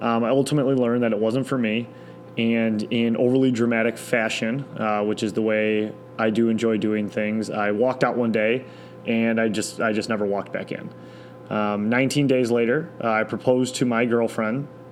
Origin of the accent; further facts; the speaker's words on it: Detroit, Michigan, United States; also born or lived in East Lansing, Michigan / Chicago, Illinois; I grew up in East English Village my entire life.